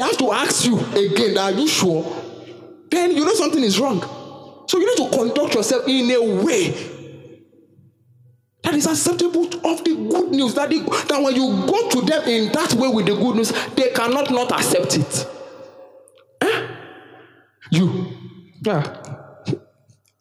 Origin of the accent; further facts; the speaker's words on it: Nigeria; I'm a Nigerian citizen by default